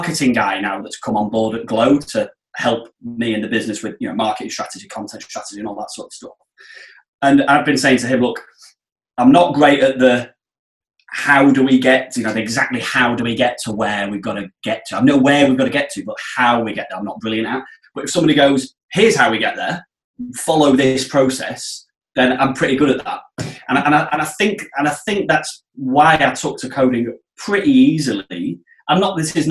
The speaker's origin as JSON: {"language": "English", "town": "Blackpool", "region": "North West England", "country": "United Kingdom", "moved": "yes", "said": "I'm from Blackpool originally, so Blackpool's on the Filed Coast."}